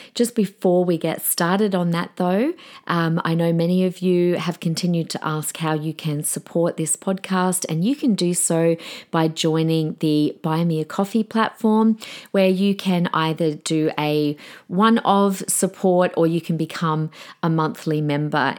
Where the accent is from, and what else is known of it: Australia